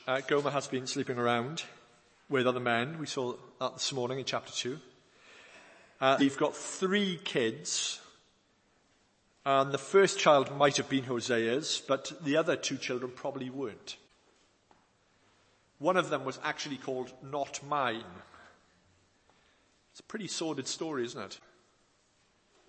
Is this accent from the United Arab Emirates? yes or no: no; Wales, United Kingdom; an old hymn we used to sing when I was growing up in Wales